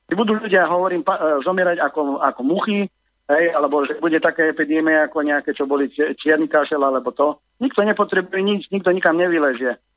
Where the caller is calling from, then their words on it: Germany; volal som vám e, z Nemecka, volám.